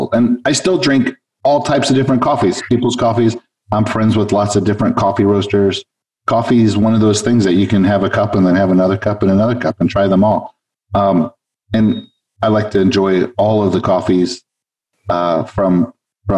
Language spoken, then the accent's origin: English; Los Angeles, California, United States; moved away as an adult; now in South Florida, United States; I was originally from Los Angeles, where I moved here from